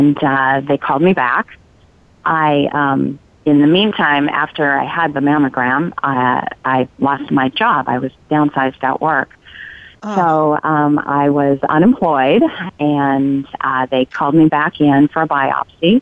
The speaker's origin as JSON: {"language": "English", "region": "California", "country": "United States", "moved": "yes", "lives_now": "Oregon, United States", "said": "I'm a transplant. I'm not from Oregon. I'm from California"}